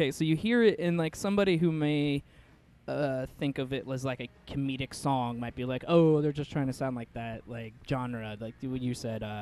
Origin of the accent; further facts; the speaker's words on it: Seattle, Washington, United States; I grew up with him in Seattle.